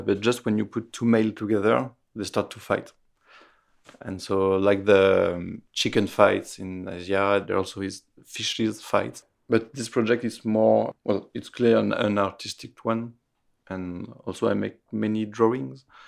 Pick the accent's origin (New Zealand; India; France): France; Roanne, Auvergne-Rhône-Alpes; English is a second language; now in Paris, France; I was born in Roanne, a small city in the middle of France, near Lyon